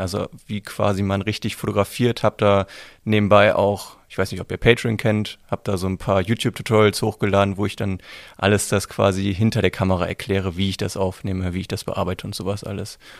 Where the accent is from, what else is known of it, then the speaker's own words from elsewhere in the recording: Düsseldorf, North Rhine-Westphalia, Germany; Ich komme aus Düsseldorf, bin gebürtig in Düsseldorf geboren, bin da zur Schule gegangen